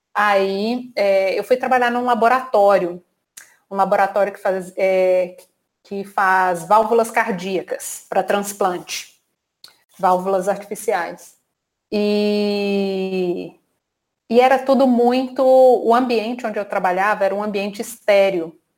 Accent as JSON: {"language": "Portuguese", "region": "Minas Gerais", "country": "Brazil", "moved": "as an adult", "lives_now": "Rio de Janeiro, Brazil", "said": "eu sou mineira, estou aqui no Rio já há 10 anos"}